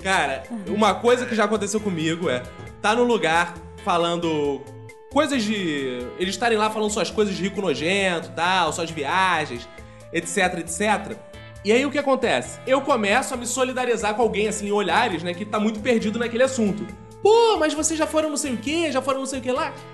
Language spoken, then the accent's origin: Portuguese; Rio de Janeiro, Brazil; Eu, por exemplo, nasci no Engenho Novo e o primeiro lugar que eu morei foi em Quintino